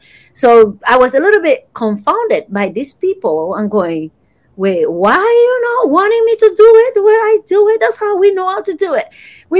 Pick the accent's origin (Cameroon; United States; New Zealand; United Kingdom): Cameroon; growing up in Cameroon, I was surrounded by missionaries.